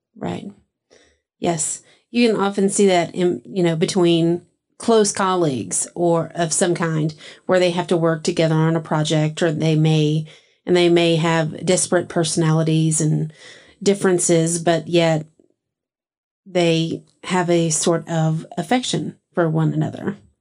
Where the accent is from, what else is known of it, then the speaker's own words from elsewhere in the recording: Texas, United States; all of my ancestors come from England, but I grew up in Texas.